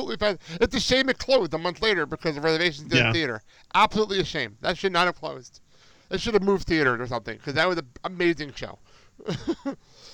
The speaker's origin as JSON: {"language": "English", "region": "New Jersey", "country": "United States", "tie": "born or raised there", "said": "I grew up in New Jersey."}